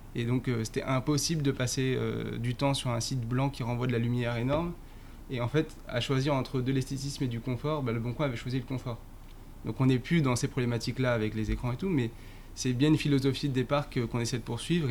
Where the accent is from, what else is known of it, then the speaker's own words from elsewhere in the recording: northern Essonne, Paris suburbs, Île-de-France, France; Je viens de, euh, du nord de l'Essonne